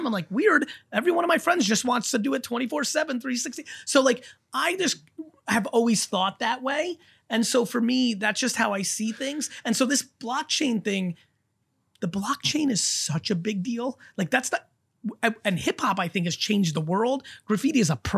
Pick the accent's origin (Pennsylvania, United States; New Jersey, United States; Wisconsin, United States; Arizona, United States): New Jersey, United States; also born or lived in Soviet Union; I grew up in Jersey, in an urban Jersey, when in the 80s